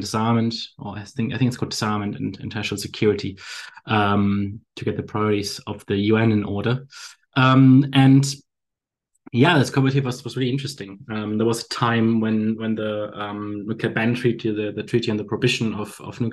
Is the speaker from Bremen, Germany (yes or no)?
yes; Bremen, Germany; moved away as an adult; also born or lived in southern Germany / London; now in Hamburg, Germany; I'm born and raised in northern Germany. For those that are experts on the region, it's called Bremen.